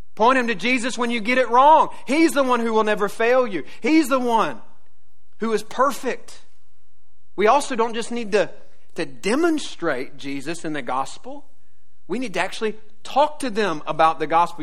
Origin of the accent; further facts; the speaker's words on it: the South, United States; I grew up in the South